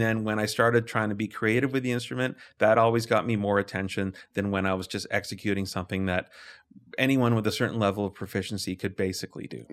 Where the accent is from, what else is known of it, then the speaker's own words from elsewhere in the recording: Calgary, Alberta, Canada; I grew up in Lake Bonavista